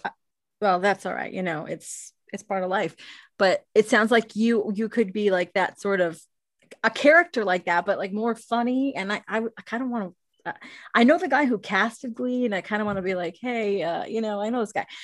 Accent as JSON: {"language": "English", "country": "Canada", "said": "I'm Canadian"}